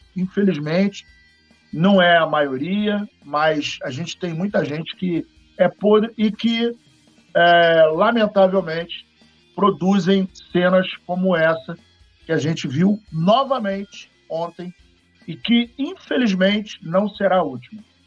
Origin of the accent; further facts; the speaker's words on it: Paraíba, Brazil; Eu sou paraibano com muito orgulho, muito orgulho.